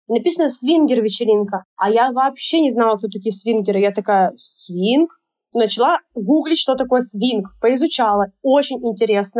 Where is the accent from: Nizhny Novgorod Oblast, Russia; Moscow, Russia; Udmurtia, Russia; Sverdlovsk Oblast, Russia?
Sverdlovsk Oblast, Russia; Yekaterinburg; moved away as an adult; also born or lived in Sochi; Затем я переезжаю в Сочи, у меня там такой момент жизни, я переезжаю туда на таком поиске себя опять в очередной раз. Вот я там оставила все в Екатеринбурге